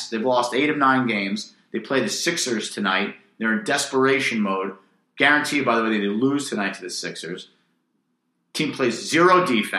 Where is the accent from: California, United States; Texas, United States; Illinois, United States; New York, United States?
New York, United States; New York City; also born or lived in Manhattan; I'm a Brooklyn guy. I grew up in Brooklyn. I live in Brooklyn. I live in Manhattan, whatever.